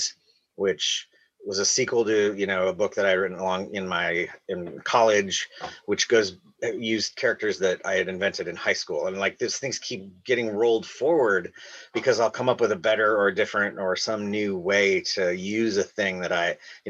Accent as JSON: {"language": "English", "region": "Iowa", "country": "United States", "moved": "yes", "said": "I'm from Iowa, and then I went to college in Iowa"}